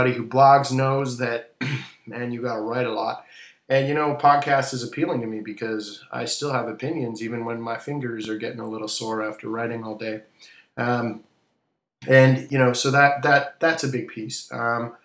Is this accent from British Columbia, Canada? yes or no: yes; Vancouver, British Columbia, Canada; moved away as an adult; now in Washington, D.C., United States; I'm here in Washington, D.C., actually moving back to my hometown, Vancouver, Canada, with the family soon enough